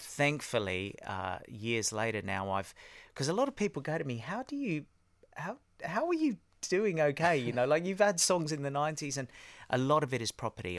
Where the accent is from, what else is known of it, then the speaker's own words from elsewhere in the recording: Australia; also born or lived in Harrow, England / Cyprus (parents); I was born in Harrow, yeah. Um, so mum and dad are from Cyprus, and, uh, they were in England. We were born there. They went for a holiday to Australia when I was five, around five or six, and then they said, "That's it, we're going."